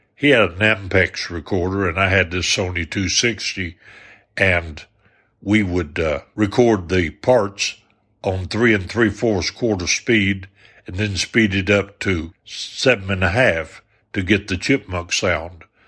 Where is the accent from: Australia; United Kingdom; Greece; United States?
United States; Arkansas; I was from the South, from Arkansas